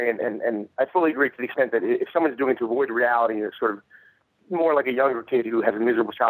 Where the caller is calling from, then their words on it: San Antonio, Texas, United States; Uh, San Antonio, Texas.